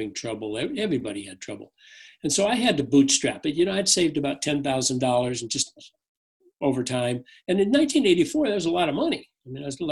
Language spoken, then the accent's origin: English; Fargo, North Dakota, United States; I was born and raised in a little town called Fargo, North Dakota